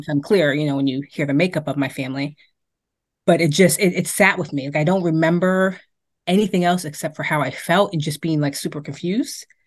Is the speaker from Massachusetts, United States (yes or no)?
yes; Boston, Massachusetts, United States; also born or lived in Amarillo, Texas; I grew up in Beacon Hill